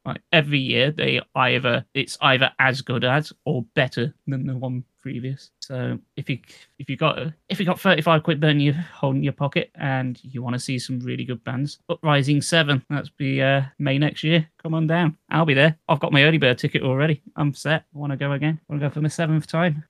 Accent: United Kingdom; That's me being British.

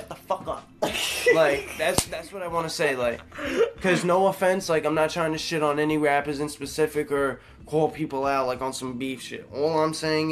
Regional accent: New York City, New York, United States; I'm from New York, bro. I grew up a boat ride from the city

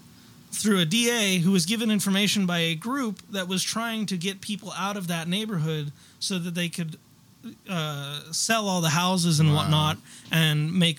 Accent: United States; I'm American.

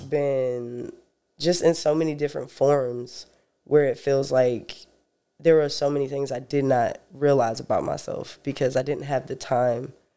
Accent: Sanford, North Carolina, United States; I was born in Sanford, North Carolina

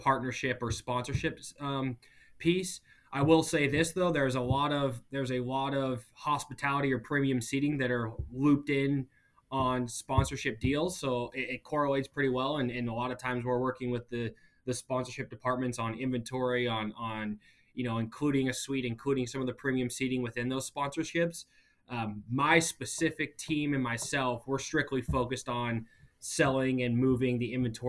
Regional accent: Montana, United States; also born or lived in New Orleans / Cleveland; now in Chicago, United States; I grew up in Montana

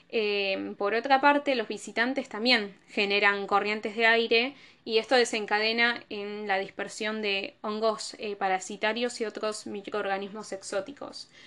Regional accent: Argentina; Soy de Argentina

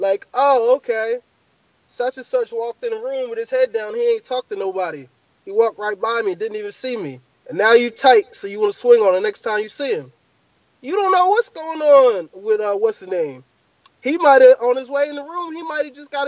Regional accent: United States; I'm from America

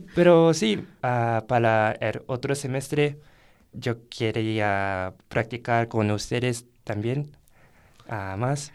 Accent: Japan; Spanish is a second language; moved away as an adult; now in Guanajuato, Mexico; soy estudiante de Japón

